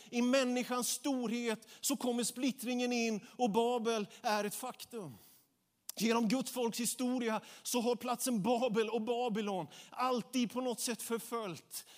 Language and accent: Swedish; Småland, Sweden; jag är smålänning jag också